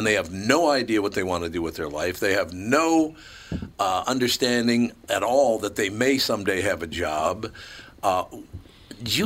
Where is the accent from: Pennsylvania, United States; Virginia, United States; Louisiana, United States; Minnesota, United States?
Minnesota, United States; Minneapolis; born or raised there; moved away as an adult; also born or lived in New York City